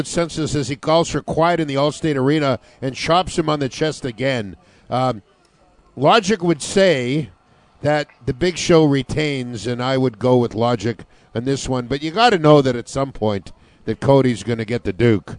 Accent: Winnipeg, Manitoba, Canada; now in Calgary, Canada; growing up in Winnipeg

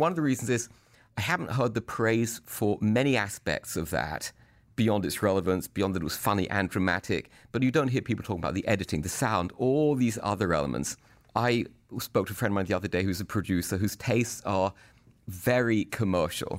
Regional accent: United Kingdom; I'm a British person, and I kinda think of myself as an actor

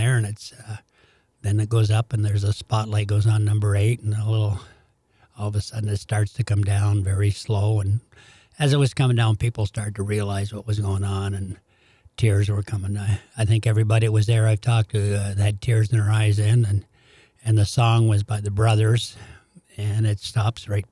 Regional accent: Canada; moved away as an adult; now in St. Louis, United States; being a Canadian mm-hmm. and growing up in Hockey Night Canada

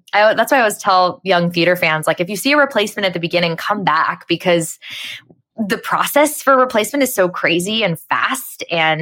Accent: Phoenix, Arizona, United States; moved away as an adult; also born or lived in New York; now in Los Angeles, United States; growing up in Phoenix

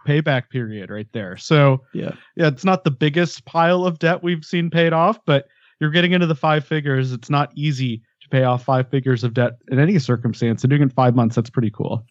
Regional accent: Denver, Colorado, United States; moved away as an adult; now in Ventura, United States; I grew up in Denver and it was home for a very long time. Uh, but now I'm I'm Ventura by the beach

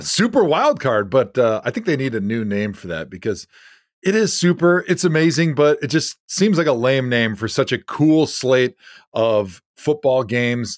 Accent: Wisconsin, United States; I grew up in Wisconsin, grew up a Packer fan.

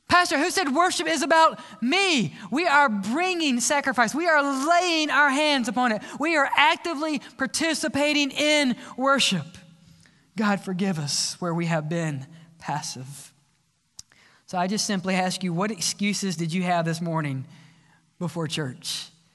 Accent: South Mississippi, United States; I was raised in the South Mississippi

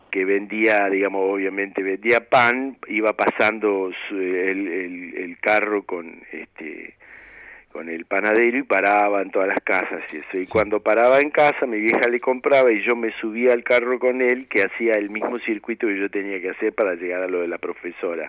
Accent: Buenos Aires, Argentina; also born or lived in Mar del Plata / Córdoba; yo nací en Mar del Plata, este, y a poco tiempo de estar ahí, mi viejo, bueno, mi familia vino para Buenos Aires

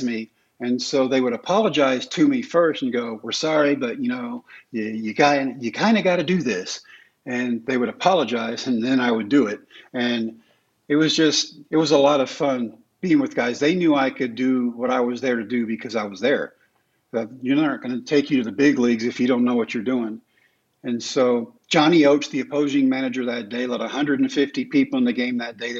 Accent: Texas, United States; the ballpark in Arlington, in my home state

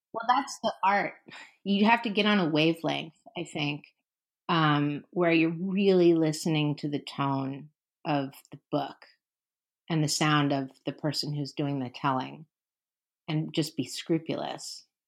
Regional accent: San Francisco, California, United States; also born or lived in New York; now in Los Angeles, United States; I grew up in San Francisco.

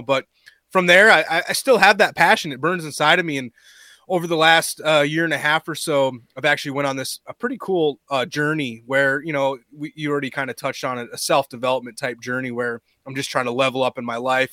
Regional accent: Minnesota, United States; growing up in Minnesota

